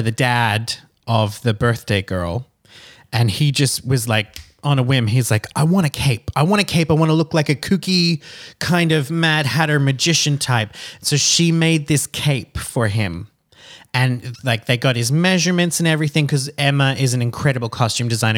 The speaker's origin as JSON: {"language": "English", "town": "Lota", "region": "Queensland", "country": "Australia", "tie": "born or raised there", "said": "I grew up in Lota, L O T A, in, uh, Queensland, Australia"}